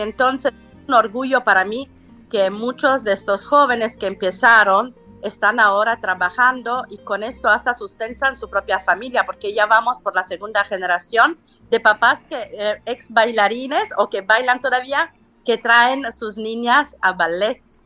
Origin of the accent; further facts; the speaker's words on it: Salento, Apulia, Italy; Spanish is a second language; now in Mexico; yo sono salentina